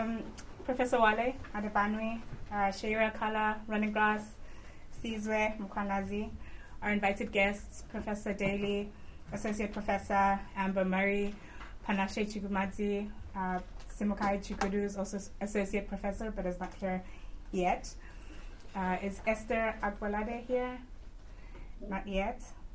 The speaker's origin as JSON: {"language": "English", "country": "Eswatini", "moved": "yes", "lives_now": "Oxford, United Kingdom", "said": "I come from Swaziland."}